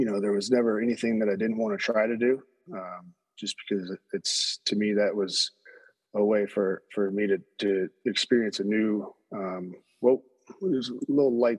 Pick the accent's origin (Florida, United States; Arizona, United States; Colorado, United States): Colorado, United States; I'm from Colorado originally, so it's good to be back home